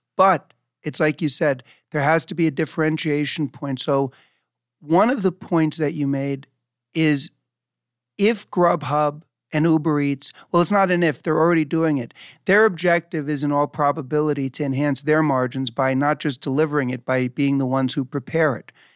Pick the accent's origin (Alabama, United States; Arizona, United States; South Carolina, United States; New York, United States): New York, United States; New York City; I grew up in New York City, so getting food delivered was a part of my life even as a kid.